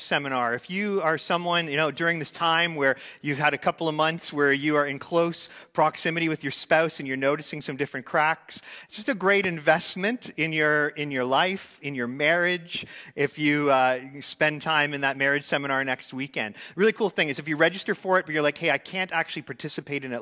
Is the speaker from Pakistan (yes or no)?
no; Canada; I grew up here in Canada